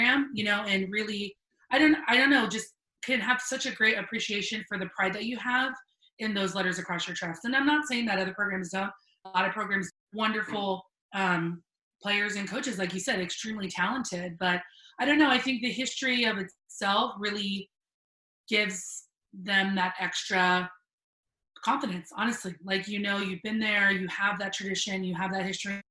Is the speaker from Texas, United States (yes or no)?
no; Cooper City, Florida, United States; I grew up in South Florida